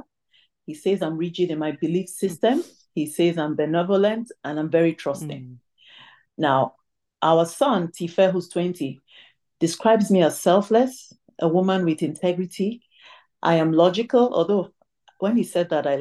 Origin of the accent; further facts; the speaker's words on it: Tamale, Northern Region, Ghana; moved away; also born or lived in Ibusa, Delta State, Nigeria (ancestry); I was born in Tamale, which is in Ghana. However, I am an Igbo lady from Ibuzo in Delta State, and that's by my parental lineage. So my parents are Nigerian